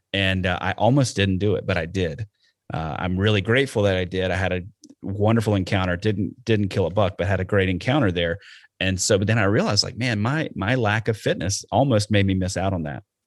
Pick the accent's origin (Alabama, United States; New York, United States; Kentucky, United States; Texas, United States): Alabama, United States; now in Wisconsin, United States; I'm from Alabama and that's what we did down there